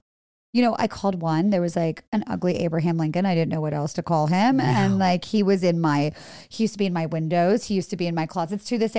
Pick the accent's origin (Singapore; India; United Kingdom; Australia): India; born there; You know, my parents are from India. I was born in India.